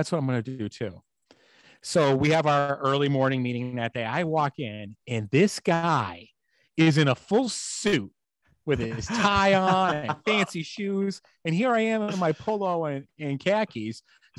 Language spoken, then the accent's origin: English; Boston, Massachusetts, United States; accent: Boston; my Boston accent almost kicked in there, by the way.